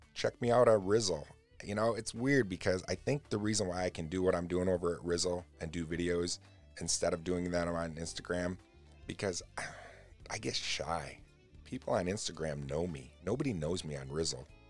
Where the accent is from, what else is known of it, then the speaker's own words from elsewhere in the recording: United States; I love America, though, and I love being an American